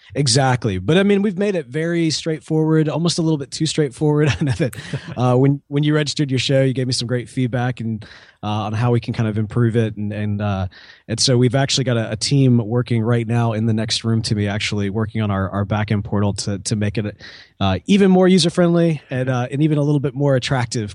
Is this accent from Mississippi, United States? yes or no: yes; Mississippi, United States; I'm also from Mississippi